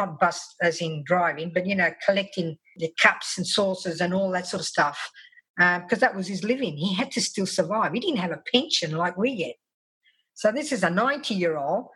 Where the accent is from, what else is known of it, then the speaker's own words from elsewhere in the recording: Australia; my only experience as an Australian, Italian-Australian